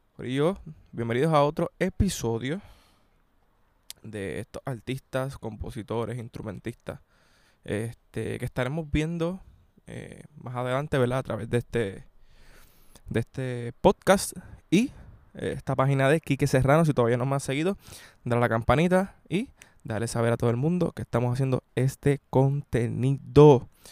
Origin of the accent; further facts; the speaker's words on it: Puerto Rico; todavía tenemos esas raíces puertorriqueñas